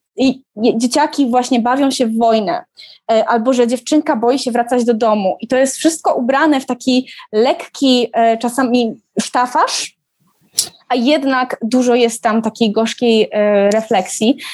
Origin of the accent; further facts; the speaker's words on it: Katowice, Silesian Voivodeship, Poland; ja się wychowałam dokładnie na tym osiedlu. Widać moje bloki w filmie